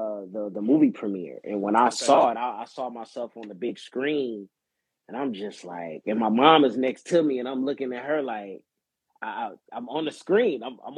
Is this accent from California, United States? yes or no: yes; Inglewood, California, United States; Born and raised in Inglewood, California.